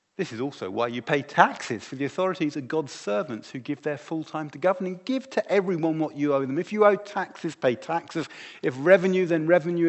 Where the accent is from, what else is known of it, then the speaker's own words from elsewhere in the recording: United Kingdom; My identity is no longer primarily that I am British, although I am and I love